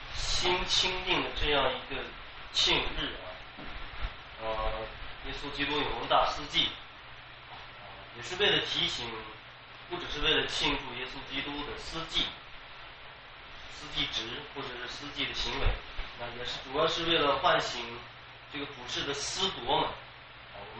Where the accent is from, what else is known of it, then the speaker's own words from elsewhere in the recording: China; 我们我们中国人也讲叫替罪羊，